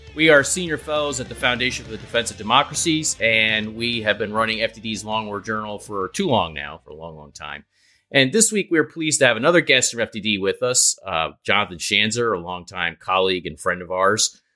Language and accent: English; New York, United States; the New Yorker representative on this podcast